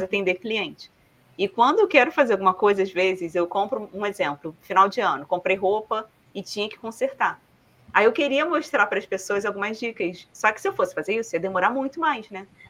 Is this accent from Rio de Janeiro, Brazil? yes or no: yes; Rio de Janeiro, Brazil; accent: carioca; moved away; also born or lived in Paraná; Eu vim também do Rio de Janeiro, morava numa comunidade do Rio